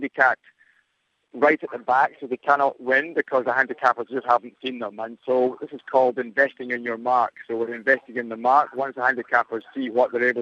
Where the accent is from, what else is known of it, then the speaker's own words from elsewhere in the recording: Edinburgh, Scotland, United Kingdom; now in Cairns, Australia; my accent is a bit weird. and my hometown, Edinburgh